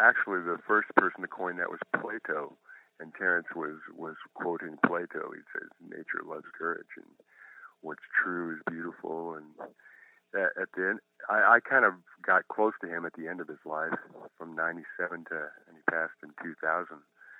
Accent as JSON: {"language": "English", "region": "Southern California", "country": "United States", "tie": "born or raised there", "also_born_or_lived": "Montreal, Canada", "said": "I was born in Montreal, raised in Southern California"}